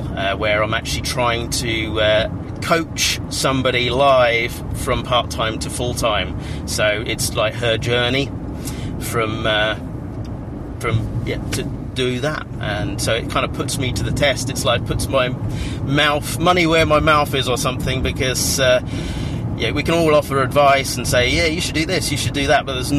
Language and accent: English; Cambridge, East of England, United Kingdom; that's my hometown